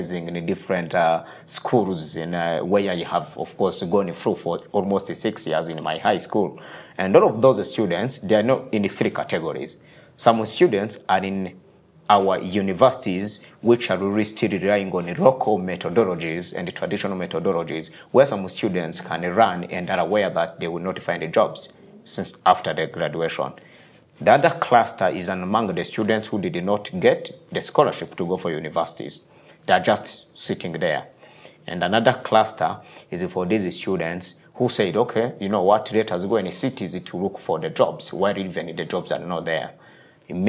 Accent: Rwanda; moved away as an adult; also born or lived in United States; I'm born in rural areas of Rwanda

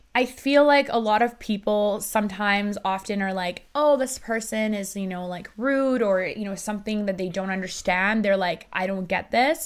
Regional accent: Vancouver, British Columbia, Canada; English is a second language; also born or lived in Iran; I grew up in Iran. And then I moved to Canada when I was seven years old

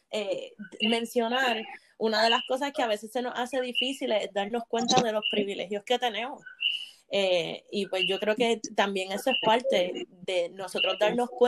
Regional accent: Puerto Rico; de la relación entre Puerto Rico y Estados Unidos, de cómo como puertorriqueños tratamos a nuestros hermanos dominicanos cuando viven entre

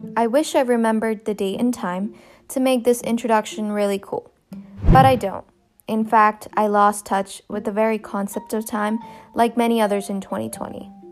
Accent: India; moved away; I'm an immigrant from India

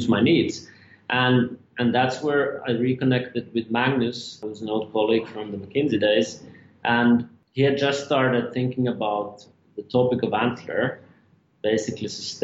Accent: Finland; moved away; I'm from Finland originally.

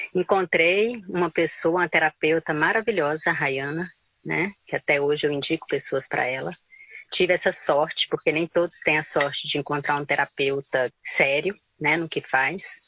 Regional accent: Goiânia, Goiás, Brazil; moved away as an adult; also born or lived in Pirenópolis; now in Pará, Brazil; Nasci, me criei em Goiânia

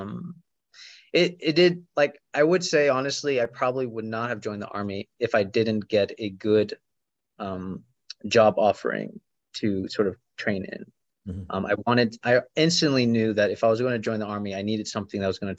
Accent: Florida, United States; moved away as an adult; also born or lived in Kentucky / Arizona; I was born in Florida

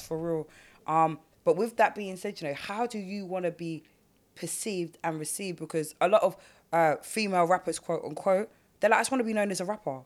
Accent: London, United Kingdom; I grew up in South. I didn't grow up on the block

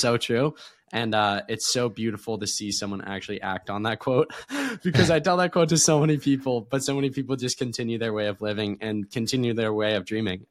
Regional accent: Erie, Pennsylvania, United States; I was born in Erie, Pennsylvania.

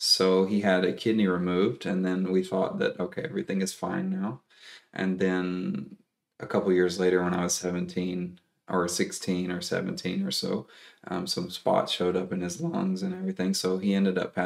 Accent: East Tennessee, United States; also born or lived in Texas / North Carolina / South Carolina; I grew up near the mountains of East Tennessee

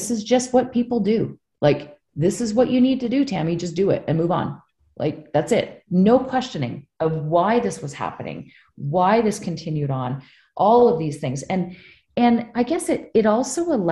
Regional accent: British Columbia, Canada; also born or lived in New Brunswick; I went to BC and I grew up out west.

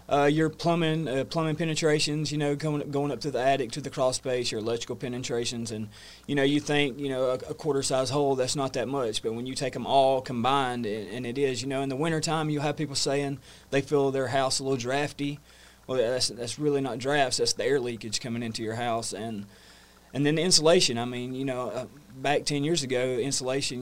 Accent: North Georgia, United States; moved away as an adult; now in New River Valley, Virginia, United States; born and raised in North Georgia

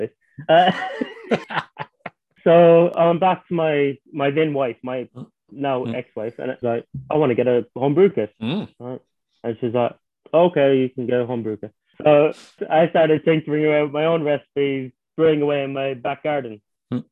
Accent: Skibbereen, Munster, Ireland; moved away as an adult; also born or lived in Frankfurt, Germany; I come from a small town in West Cork in Ireland called Skibbereen

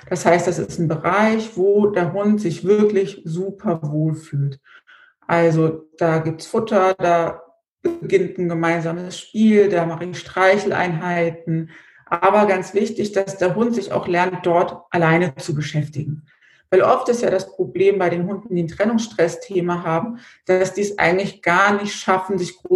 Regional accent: Idstein, Hesse, Germany; Wie gesagt, ich komme aus dem Rhein-Main-Gebiet in der Nähe von Edstein

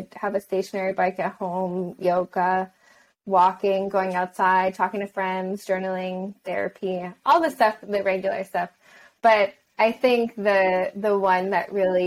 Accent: Canada; I'm Canadian

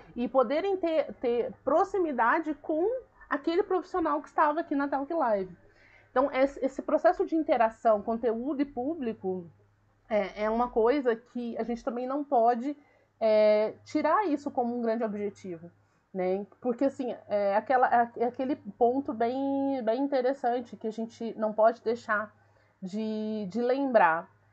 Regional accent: Minas Gerais, Brazil; Eu sou mineira, eu sou do interior, eu falo ai, eu falo porta, eu falo volta, entendeu? Uai, então, assim, eu falo ai, eu falo trem

